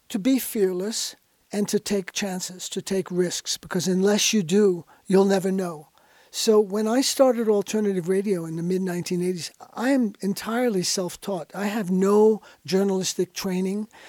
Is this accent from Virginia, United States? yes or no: no; New York, United States; I was born in New York in nineteen forty-five